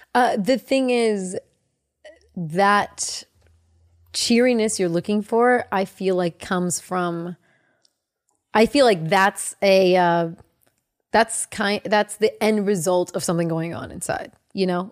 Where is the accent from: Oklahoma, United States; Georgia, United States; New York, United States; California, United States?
California, United States; the Bay Area; I grew up in the Bay. We would go to San Francisco